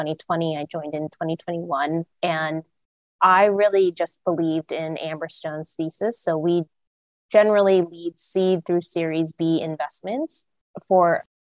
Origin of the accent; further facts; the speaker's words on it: Arlington, Texas, United States; moved away as an adult; also born or lived in East Coast / West Coast / Philadelphia / Los Angeles; I'm originally from Arlington, Texas